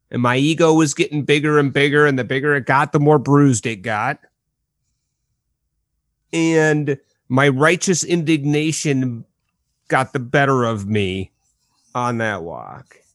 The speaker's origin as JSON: {"language": "English", "region": "Midwest", "country": "United States", "said": "not directly to them because I am a Midwesterner after all."}